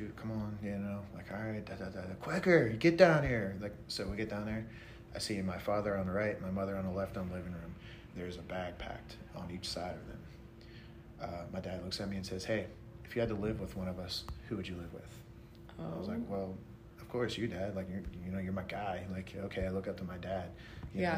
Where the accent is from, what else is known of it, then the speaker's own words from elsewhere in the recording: Pennsylvania, United States; moved away; also born or lived in Morgantown, West Virginia; Pennsylvania, where we're from